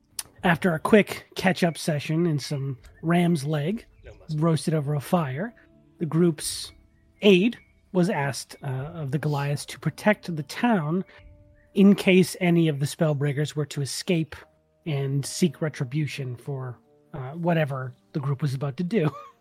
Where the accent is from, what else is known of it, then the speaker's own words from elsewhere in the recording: Massachusetts, United States; I'm just much louder because I'm from Massachusetts.